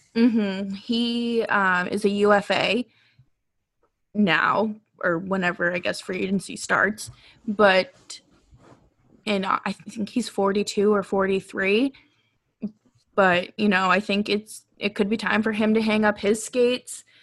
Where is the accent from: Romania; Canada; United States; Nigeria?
United States; New England; I grew up in New England